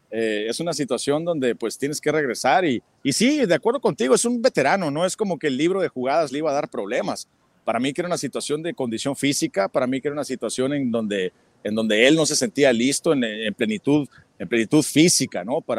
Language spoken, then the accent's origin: Spanish; Cananea, Sonora, Mexico; also born or lived in Hermosillo; Yo pues viví en Hermosillo durante siete años, soy originario de Cananea, Sonora.